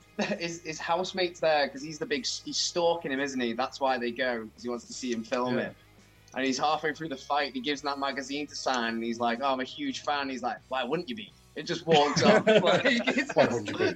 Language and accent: English; Chester, North West England, United Kingdom; when I was growing up in Chester